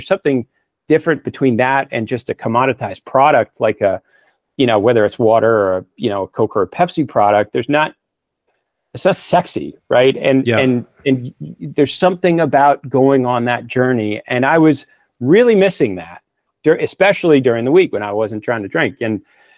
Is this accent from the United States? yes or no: yes; Northeast, United States; moved away as an adult; also born or lived in New York; now in Northern California, United States; I come from the Northeast